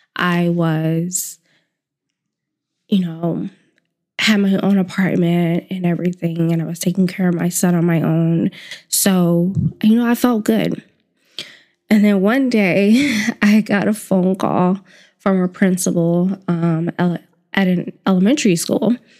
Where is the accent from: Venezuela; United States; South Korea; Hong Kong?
United States; the South; moved away; growing up in the South